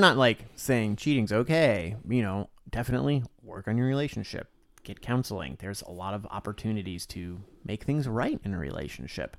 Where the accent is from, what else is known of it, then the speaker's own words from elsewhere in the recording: Florida, United States; I grew up in Florida